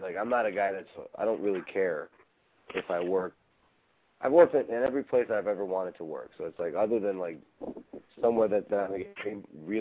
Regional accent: Chicago, Illinois, United States; I'm from Chicago

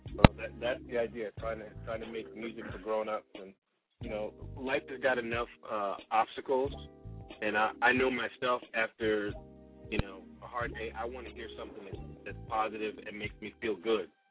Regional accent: East Coast, United States; now in Bay Area, United States; I'm from the East Coast

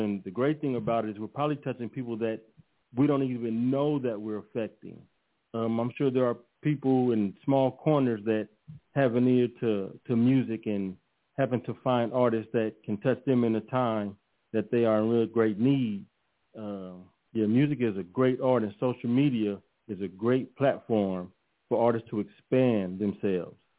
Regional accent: Los Angeles, California, United States; also born or lived in Austin, Texas; living in South Central Los Angeles, and I grew up in in Leimert Park area

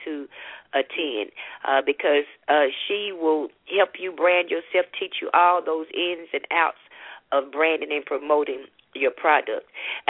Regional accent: Memphis, Tennessee, United States; Memphis, my hometown, my city. This is, you know, my city.

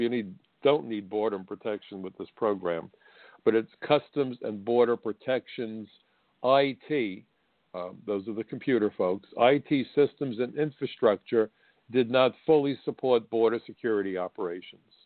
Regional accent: United States; my own country

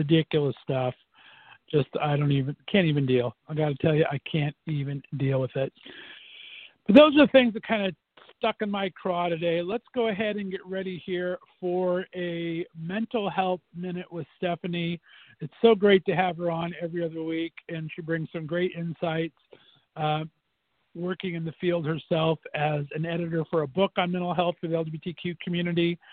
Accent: Northeast Ohio, United States; I'm from Northeast Ohio here

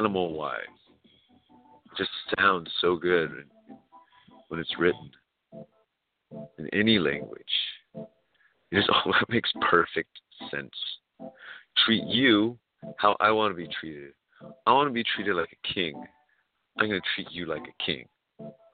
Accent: California, United States; California, we are people from everywhere

